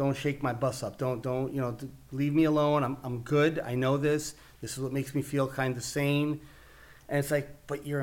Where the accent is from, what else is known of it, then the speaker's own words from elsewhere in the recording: New York City, New York, United States; accent: Italian Brooklyn; I grew up in Brooklyn, New York, with an Italian background